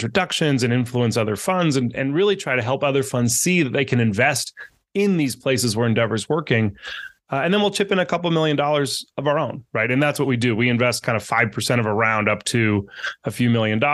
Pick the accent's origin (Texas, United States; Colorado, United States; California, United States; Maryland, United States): California, United States; Northern; also born or lived in Argentina; I grew up in Northern California, very close to Silicon Valley.